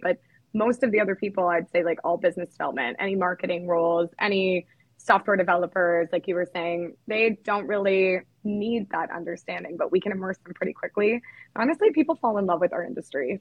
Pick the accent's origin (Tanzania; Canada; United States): Canada; I'm actually from Canada